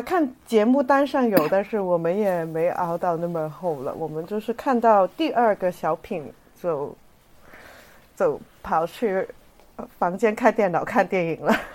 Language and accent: Chinese; Hong Kong; moved away; also born or lived in Shanghai; 我在香港长大的话是没得放鞭炮